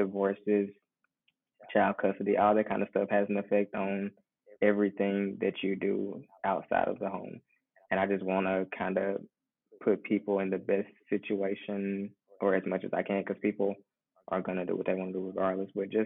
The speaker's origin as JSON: {"language": "English", "region": "Mississippi", "country": "United States", "also_born_or_lived": "New Orleans, Louisiana", "moved": "as an adult", "said": "I'm originally from Mississippi, and I chose to come back home from law school"}